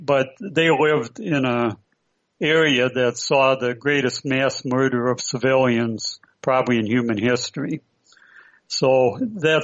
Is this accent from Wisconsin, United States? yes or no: yes; Prairie du Chien, Wisconsin, United States; moved away as an adult; also born or lived in San Francisco Bay Area, California; we were the sole Ukrainian family in this little town growing up.